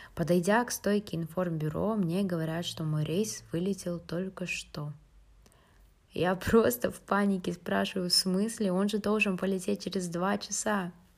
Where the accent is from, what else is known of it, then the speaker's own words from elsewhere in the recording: Atyrau, Atyrau Region, Kazakhstan; moved away as an adult; also born or lived in United States; now in Finland; я из города Атрау, но на данный момент учусь в Финляндии на втором курсе